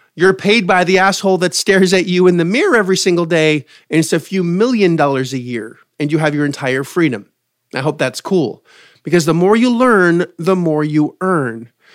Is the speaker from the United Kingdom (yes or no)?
no; Canada; I'm from Canada.